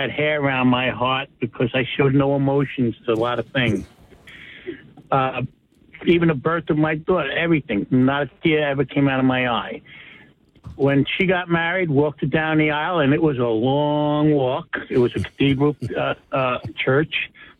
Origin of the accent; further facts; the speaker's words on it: New York City, New York, United States; moved away as an adult; also born or lived in New Jersey; now in Jackson, New Jersey, United States; I was born in New York City, started in construction at the age of 17, plumber, walking the steel on the buildings going up, street fighter, got married, moved to Jersey when I was 33, had two girls.